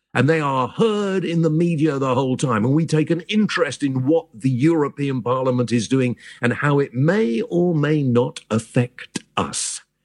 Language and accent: English; United Kingdom; We're British